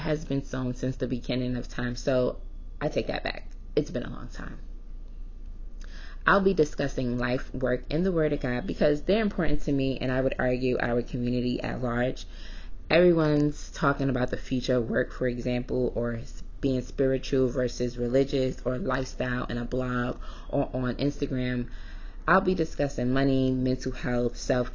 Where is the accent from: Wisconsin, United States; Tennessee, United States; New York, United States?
New York, United States; New York City; moved away as an adult; also born or lived in New Orleans, Louisiana / Syracuse, New York; now I'm back in my hometown of Brooklyn, New York